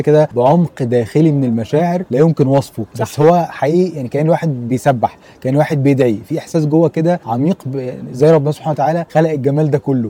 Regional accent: Egypt; واحنا كناس مصريين

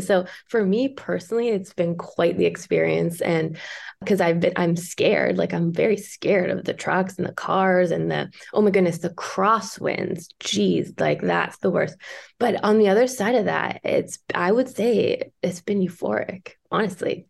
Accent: Toronto, Ontario, Canada; now in British Columbia, Canada; my hometown

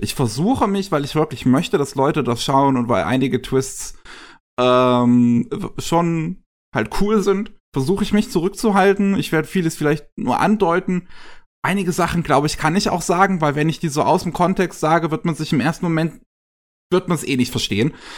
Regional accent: Germany; bei uns in Deutschland

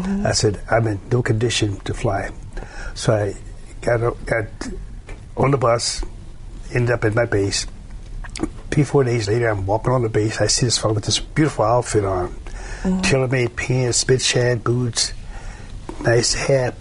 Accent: Chicago, Illinois, United States; also born or lived in Alabama; I'm from Chicago, and we don't operate like

